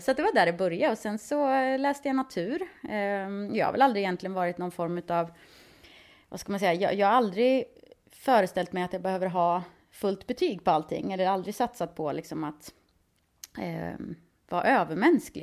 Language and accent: Swedish; Skövde, Västra Götaland, Sweden; moved away as an adult; now in Stockholm, Sweden; Jag var ganska less på Skövde och ville se någonting annat.